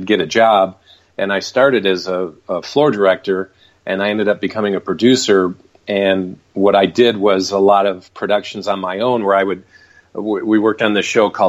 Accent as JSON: {"language": "English", "region": "Michigan", "country": "United States", "moved": "as an adult", "lives_now": "Los Angeles, United States", "said": "I'm originally from Michigan, so I ended up moving out to Los Angeles in the early 90s"}